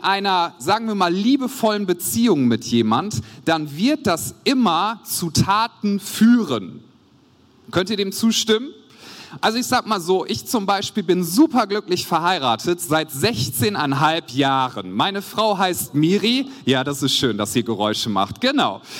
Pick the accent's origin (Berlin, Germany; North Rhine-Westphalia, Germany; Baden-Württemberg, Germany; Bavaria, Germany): North Rhine-Westphalia, Germany; Wuppertal; Wie schon gesagt, ich komme aus Wuppertal, aus der Credo-Kirche.